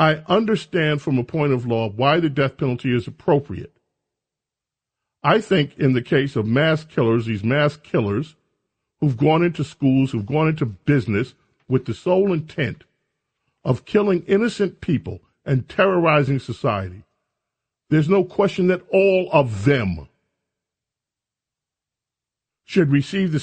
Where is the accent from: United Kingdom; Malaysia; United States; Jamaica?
United States; Buffalo, New York; moved away; I was born in Buffalo, New York.